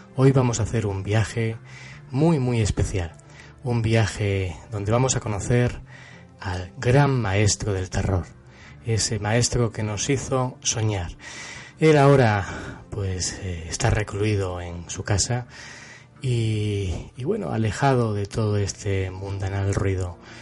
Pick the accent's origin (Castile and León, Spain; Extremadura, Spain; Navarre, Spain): Extremadura, Spain; Cáceres; fui con él a Cáceres, eh, a mi ciudad natal